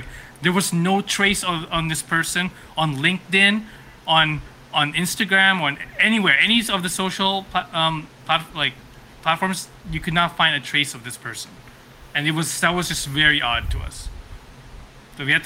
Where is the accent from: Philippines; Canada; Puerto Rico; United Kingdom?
Philippines; moved away; when I was growing up in the Philippines.